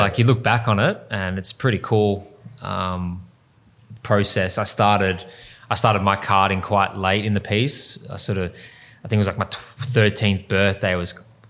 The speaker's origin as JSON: {"language": "English", "town": "Melbourne", "region": "Victoria", "country": "Australia", "tie": "born or raised there", "said": "In Western Melbourne. Yep. So first karting track was Geelong."}